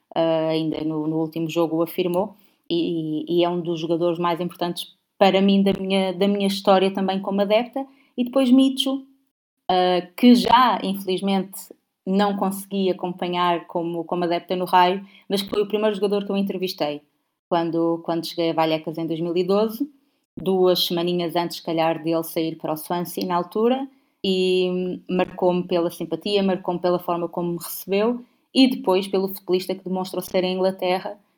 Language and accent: Portuguese; Portugal; eu sou portuguesa